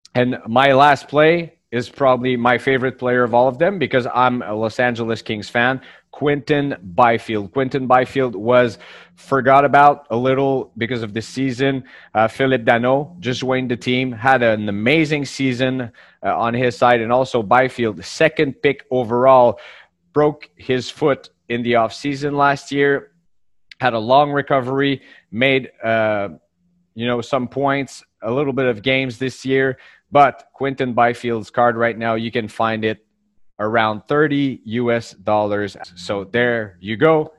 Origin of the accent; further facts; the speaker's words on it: Canada; all the way up from Canada